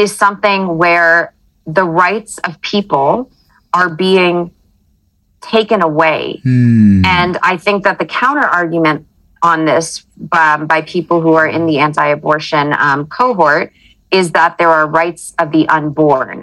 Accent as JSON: {"language": "English", "country": "United States", "tie": "born or raised there", "said": "as an American, I was born and raised in the United States"}